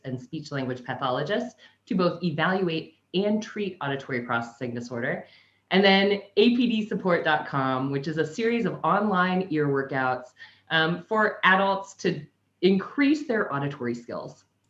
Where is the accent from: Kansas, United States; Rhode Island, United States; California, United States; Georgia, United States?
Kansas, United States; now in Sunshine Coast, Australia; I'm originally from Kansas, but I currently live in Sunshine Coast, Australia.